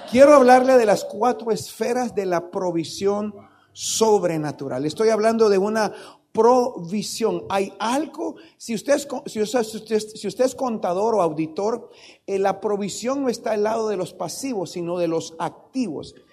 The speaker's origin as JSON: {"language": "Spanish", "town": "Tandil", "region": "Buenos Aires Province", "country": "Argentina", "said": "vengo, vengo allá de Tandil, luego me fui a la ciudad y luego me vine para acá"}